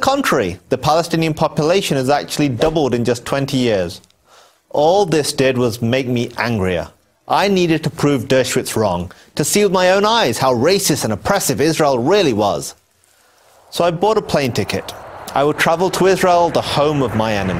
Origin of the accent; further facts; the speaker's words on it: England, United Kingdom; I was born in England. My parents moved there from Pakistan